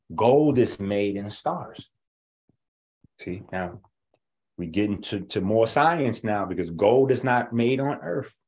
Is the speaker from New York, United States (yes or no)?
yes; New York, United States; I'm from New York.